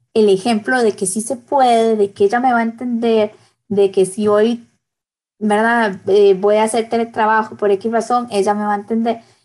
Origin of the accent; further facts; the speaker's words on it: Costa Rica; en mi país